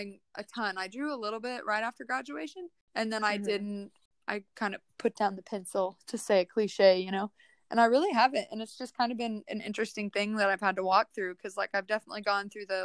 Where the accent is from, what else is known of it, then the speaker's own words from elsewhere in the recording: Midwest, United States; moved away as an adult; now in Nashville, United States; the Midwest where we grew up in the South